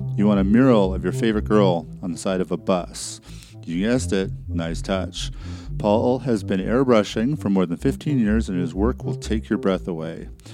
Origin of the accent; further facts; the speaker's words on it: Vancouver, British Columbia, Canada; moved away; I grew up in Vancouver, and, uh, it's a beautiful city